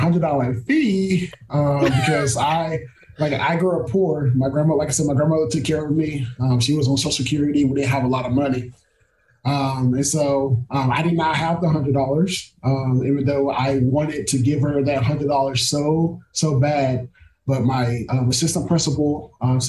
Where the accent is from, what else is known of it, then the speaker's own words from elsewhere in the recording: near Belton, Texas, United States; moved away as an adult; also born or lived in Marshall, Texas; now in Arkadelphia, United States; UMHB is about 45 minutes down the road from my hometown